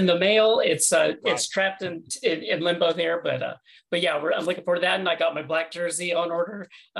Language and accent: English; Tennessee, United States; now in Orlando, United States; I'm originally from the South, from Tennessee, now live in Orlando.